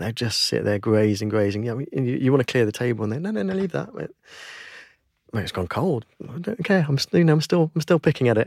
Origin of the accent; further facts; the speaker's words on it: United Kingdom; we as British people